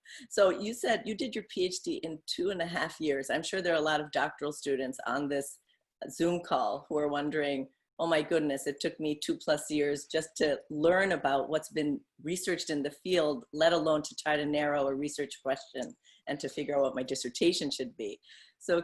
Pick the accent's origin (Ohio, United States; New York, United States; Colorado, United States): New York, United States; Syracuse; I grew up in Syracuse, New York.